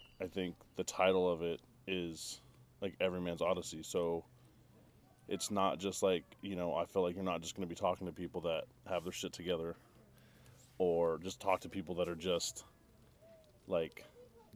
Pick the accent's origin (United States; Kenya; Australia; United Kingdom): United States; Southern California; now in Texas, United States; I grew up in Southern California, born and raised